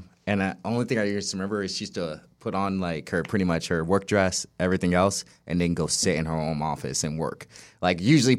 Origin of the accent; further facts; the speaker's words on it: St. Louis, Missouri, United States; born there; So like I was born in St. Louis, Missouri, and then my mom decided to move to California